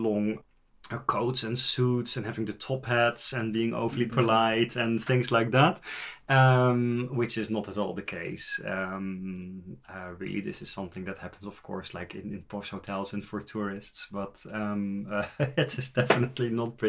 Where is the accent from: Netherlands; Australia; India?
Netherlands; moved away as an adult; also born or lived in England / Lake District, England; now in Oslo, Norway; I'm from the Netherlands. Before I came to Norway, I actually used to live in England for 8.5 years. So I have been away from the Netherlands for over 10 years already